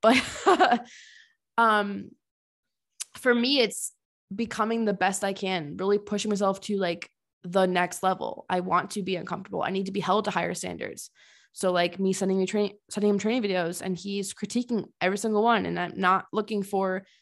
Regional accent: Connecticut, United States; moved away as an adult; also born or lived in Tennessee; now in Colorado, United States; I'm originally from Connecticut and I've lived there almost my whole life except for grad school

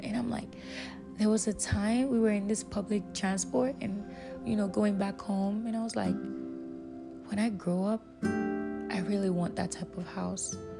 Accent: Nigeria; I'll use myself as an example growing up in Nigeria

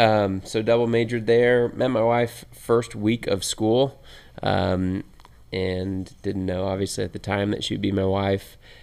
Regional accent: Indianapolis, Indiana, United States; So I am 33, like I said, born and raised in Indy.

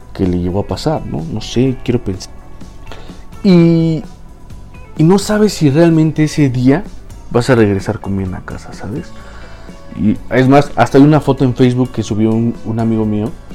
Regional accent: Mexico; aquí en, en mi país

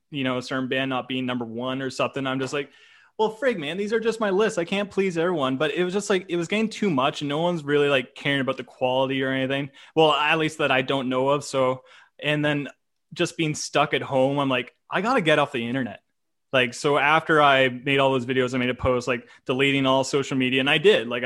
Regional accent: Canada

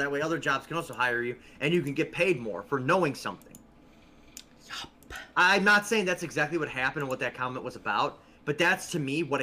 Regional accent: United States; I'm an American

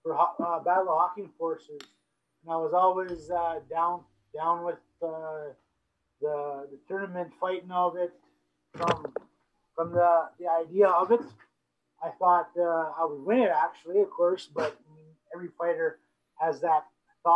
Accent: Brandon, Manitoba, Canada; I was from Brandon

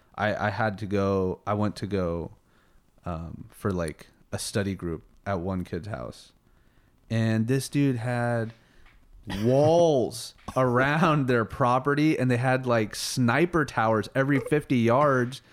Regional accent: Colorado Springs, Colorado, United States; also born or lived in Houston, Texas; Born in Houston, uh, moved to Colorado Springs when I was six years old

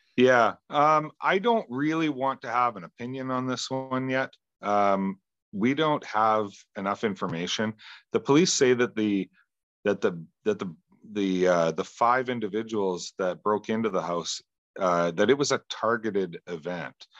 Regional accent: Western Canada, Canada; Where I grew up is actually on one of the busiest freeways in Western Canada

